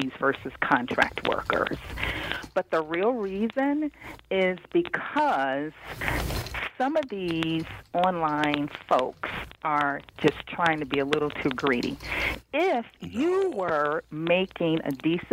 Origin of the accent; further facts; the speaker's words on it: Cincinnati, Ohio, United States; now in Washington, D.C., United States; I grew up in Cincinnati, Ohio. I've been in the D.C. area for blah, blah, blah, many years.